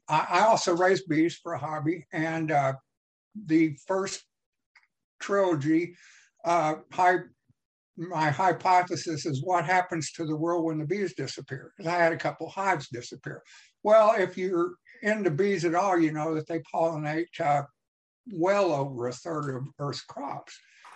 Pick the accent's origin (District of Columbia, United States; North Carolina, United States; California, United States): District of Columbia, United States; Washington; born there; also born or lived in Virginia; now in Missouri, United States; I was born in Washington, D.C. My father was an FBI agent, and I came from Virginia home to Missouri.